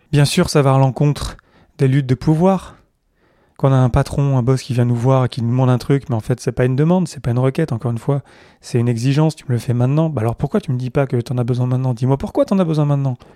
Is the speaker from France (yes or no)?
yes; France; also born or lived in Montreal, Canada / Zurich, Switzerland; Même si je suis français, en fait, j'ai fait Paris, Montréal, Zurich. J'ai pas fait Paris, euh, Montréal, Paris, Zurich.